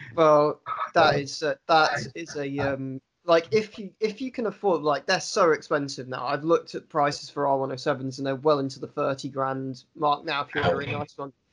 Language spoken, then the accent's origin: English; London, United Kingdom; now in Swansea, United Kingdom; I was born in Britain. I've lived in Britain my entire life. I lived in, grew up in London initially, and now I live in Swansea.